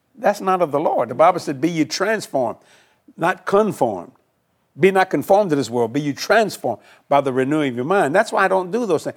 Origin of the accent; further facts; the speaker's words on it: New Orleans, Louisiana, United States; also born or lived in Houma, Louisiana; I moved to Houma, but I was raised on the West Bank of New Orleans